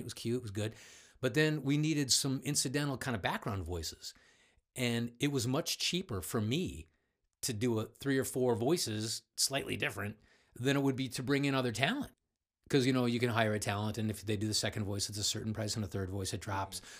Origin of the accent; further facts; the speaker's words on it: Cleveland, Ohio, United States; I grew up in Cleveland, just uh, son of a bricklayer